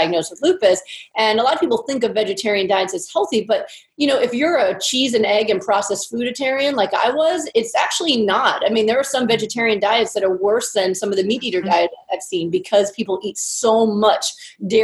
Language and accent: English; Pennsylvania, United States; moved away as an adult; now in California, United States; I was trained and I grew up in Pennsylvania